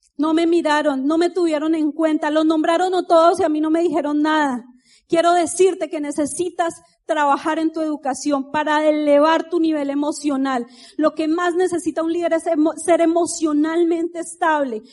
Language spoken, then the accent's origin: Spanish; Colombia; moved away; café, dicen ustedes, pero nosotros decimos tinto.